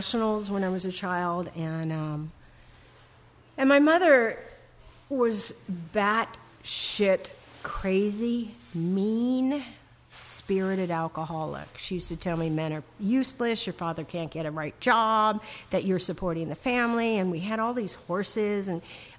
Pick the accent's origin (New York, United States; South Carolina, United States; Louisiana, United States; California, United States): California, United States; Los Angeles; I grew up in a very large family. I grew up in the Valley in Tarzana